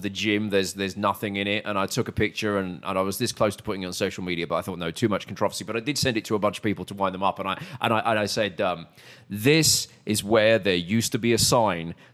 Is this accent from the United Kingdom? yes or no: yes; United Kingdom; also born or lived in New York; now in Texas, United States; I was British